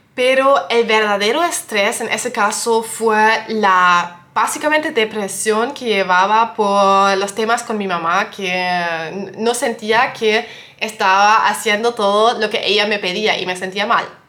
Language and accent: Spanish; Germany; also born or lived in western Germany; yo soy de Alemania